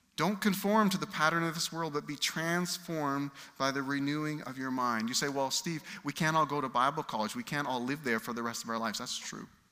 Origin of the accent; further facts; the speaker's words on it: United Kingdom; I'm British